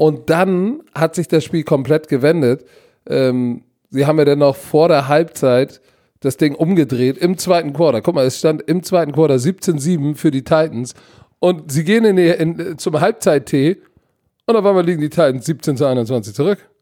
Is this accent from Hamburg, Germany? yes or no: yes; Hamburg, Germany; Als Hamburger